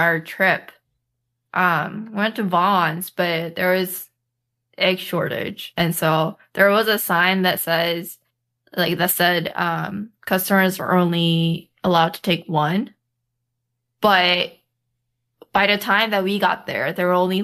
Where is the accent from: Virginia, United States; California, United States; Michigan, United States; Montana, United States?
California, United States; Southern; I'm from SoCal